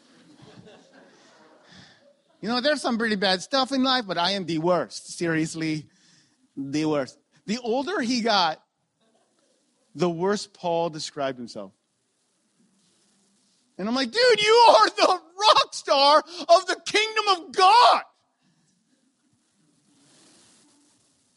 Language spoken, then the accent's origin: English; Ontario, Canada; moved away as an adult; I'm from Ontario and I just moved here 3 months ago